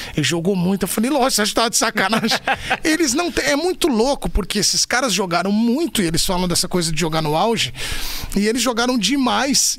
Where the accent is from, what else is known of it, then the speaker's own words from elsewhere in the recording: São Paulo, Brazil; eu nasci em São Paulo, né? Aqui na, eu nasci na Vila Maria, na Zona Norte. E eu fiquei lá até uns 4, 5, 6 anos, 5, 6 anos, na verdade, porque aí eu mudei pro Ipiranga, onde eu fiquei a vida toda quase